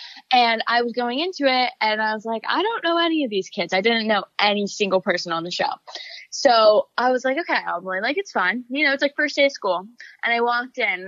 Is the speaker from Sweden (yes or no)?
no; Florida, United States; my friends back home in Florida